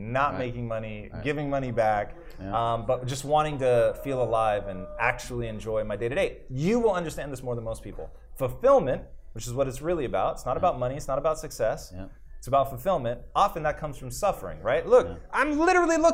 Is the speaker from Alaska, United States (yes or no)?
no; Tacoma, Washington, United States; I grew up in Tacoma, Washington